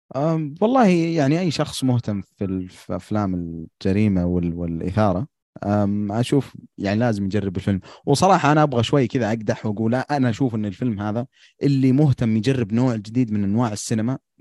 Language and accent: Arabic; Al-Qassim, Saudi Arabia; عندنا في القصيم